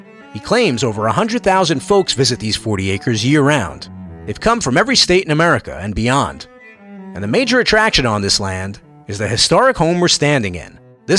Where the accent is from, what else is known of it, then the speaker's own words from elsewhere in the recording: New York City, New York, United States; When I was a little kid growing up in New York City